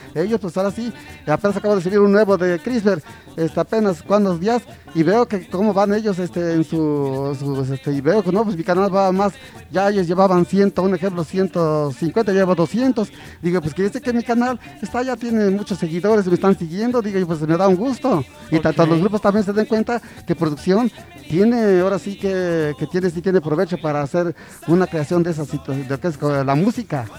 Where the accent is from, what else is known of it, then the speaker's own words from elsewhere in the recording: Zacapoaxtla, Puebla, Mexico; also born or lived in Ahuacatlán (birthplace, garbled); Zacapuazla ya llevo aquí toda mi niñez desde niño. Yo me siento zacapasteco desde que, de mi niñez, desde, desde los 5 años, aquí ya llevo como 55 años viviendo